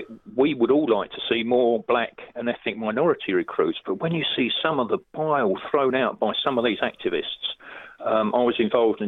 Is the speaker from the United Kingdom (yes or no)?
yes; London, United Kingdom; I'm talking as a Londoner from inner city estates